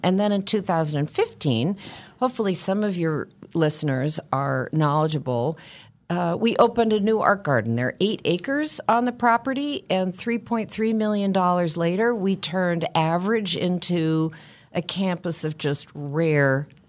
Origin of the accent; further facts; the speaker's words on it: West Coast, United States; I'm one of those Americans that moved growing up and moved as an adult, but I am a West Coast person, and I discovered that when I lived on the East Coast for 8 years.